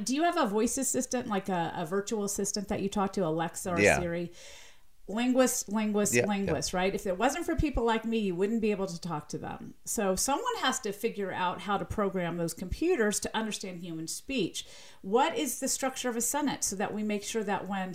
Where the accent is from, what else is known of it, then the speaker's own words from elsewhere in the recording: Southern US, United States; accent: slight Southern; my slight Southern accent